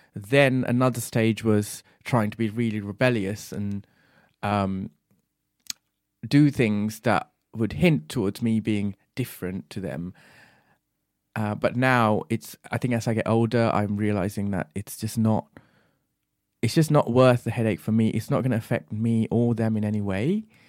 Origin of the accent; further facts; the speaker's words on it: Bahrain; moved away; also born or lived in Sri Lanka; I was born and raised in Bahrain and, uh, my parents are from Sri Lanka, so I grew up between those two countries.